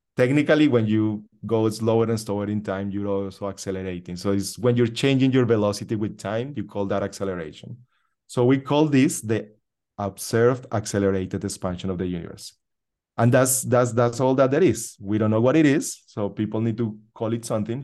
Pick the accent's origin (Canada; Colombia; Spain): Colombia; now in United States; I was born in Colombia, in South America